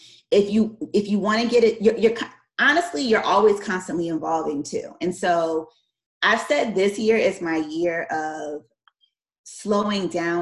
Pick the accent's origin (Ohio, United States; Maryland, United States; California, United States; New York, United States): Maryland, United States; moved away as an adult; also born or lived in Washington, D.C. / Miami, Florida; I'm from Maryland, and I went to law school in D.C. at George Washington